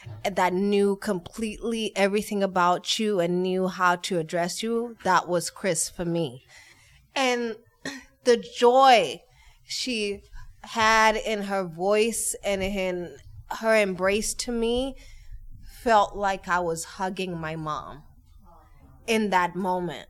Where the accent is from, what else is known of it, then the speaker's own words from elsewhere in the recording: Kenya; moved away; I am originally from Kenya. I have no family here apart from my husband's family.